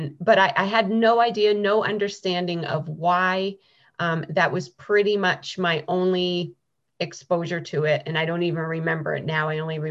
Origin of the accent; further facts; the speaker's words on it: New Hampshire, United States; moved away as an adult; now in San Diego, United States; I am from New Hampshire originally, and now we live in San Diego, California.